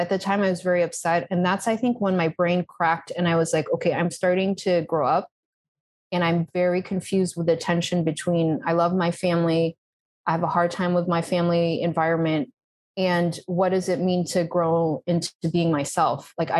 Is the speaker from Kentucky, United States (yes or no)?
no; Brookline, Massachusetts, United States; moved away as an adult; also born or lived in Texas / Natick, Massachusetts; now in Spain; I was born in Texas. I don't really remember that. Then we moved to Massachusetts. I was living in a place called Natick. Then we moved to a place called Brookline. So this is all greater Boston area. So I lived there most of my life